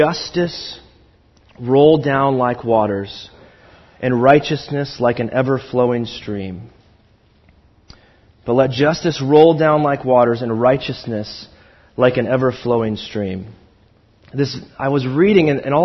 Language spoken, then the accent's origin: English; Pacific Northwest, United States; I'm from the Pacific Northwest